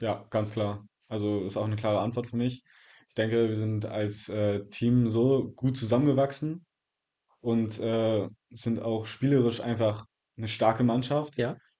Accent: Zinnowitz, Mecklenburg-Vorpommern, Germany; also born or lived in Wolgast; ich bin in Wolgast geboren und ähm, wohne seitdem in Zinnowitz

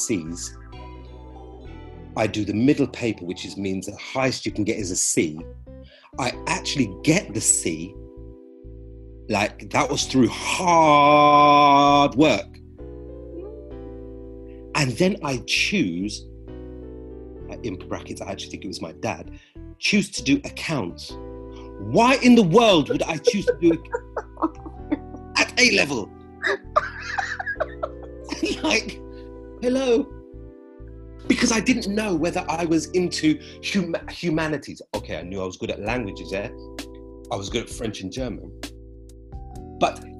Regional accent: Berkshire, South East England, United Kingdom; moved away; also born or lived in London; Growing up in Berkshire

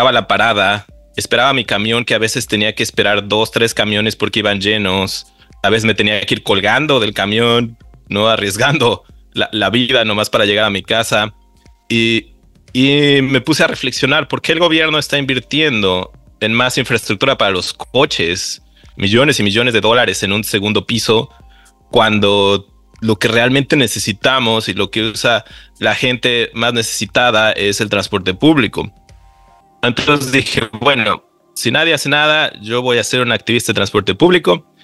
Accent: Mexico City, Mexico; yo eh, creciendo en la Ciudad de México siempre tomaba el transporte público para ir al béisbol, para ver a los amigos, para ir a ver a la familia, para ir a la escuela.

